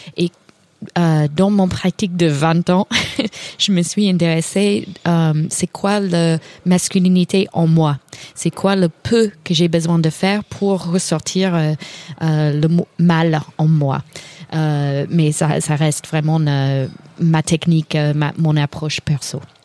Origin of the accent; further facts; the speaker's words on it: Kentucky, United States; French is a second language; moved away; je suis de Kentucky